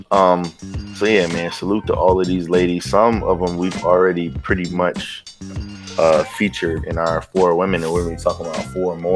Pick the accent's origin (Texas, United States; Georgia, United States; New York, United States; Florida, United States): New York, United States; Bronx; But like you claim the Bronx, I'm from the Bronx.